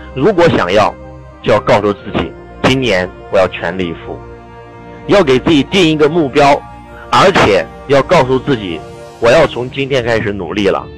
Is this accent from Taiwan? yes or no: no; northern China, China; 我们在北方的这个家里面都有一个，就是呃堂屋啊，我们的这个正屋呢